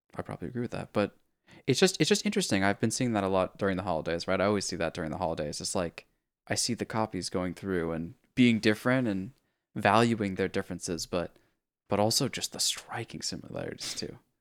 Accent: California, United States; it's one of the, like, hippie California things that we

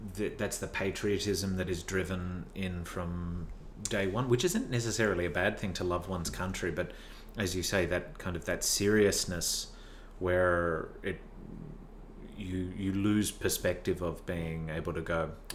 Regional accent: Tasmania, Australia; moved away; also born or lived in Melbourne; when I was growing up in Tasmania

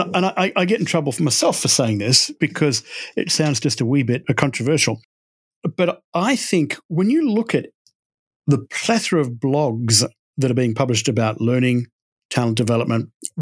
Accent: Texas, United States; also born or lived in London, United Kingdom; And as you can tell by my accent, I grew up in Texas. That was a wrong story. And I came to America in 2009. My wife's American, and we moved over here from London, where I was doing a lot of work.

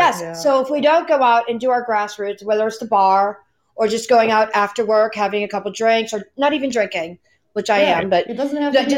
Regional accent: Pennsylvania, United States; I'm from Pennsylvania

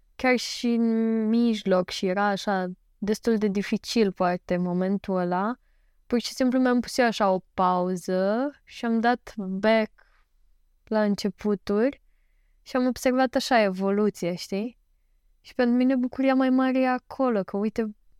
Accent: Galați, Galați County, Romania; sunt din Galați

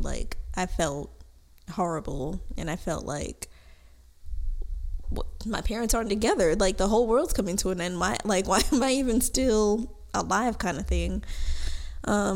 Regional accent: New York, United States; moved away as an adult; now in Florida, United States; I was born here in Florida and I just moved back and forth from New York to Florida up until I was in like third grade, and then when my parents divorced, and then I stayed in New York up until I graduated high school

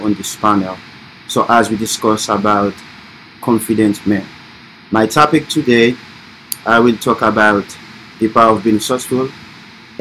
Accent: Haiti; English is a second language; moved away as an adult; also born or lived in Florida, United States; now in United States; I came from Haiti originally, born and raised

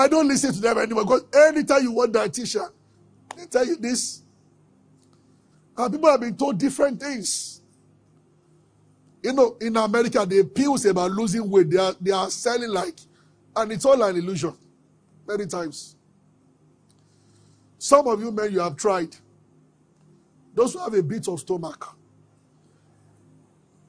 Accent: Abeokuta, Ogun State, Nigeria; We grew up together in Abeokuta

